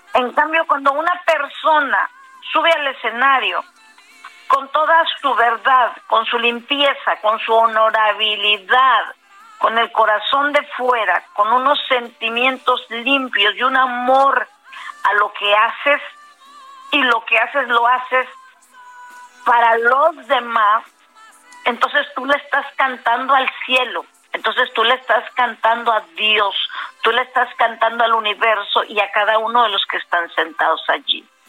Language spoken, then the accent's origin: Spanish; Matamoros, Tamaulipas, Mexico; soy de Matamoros, Tamaulipas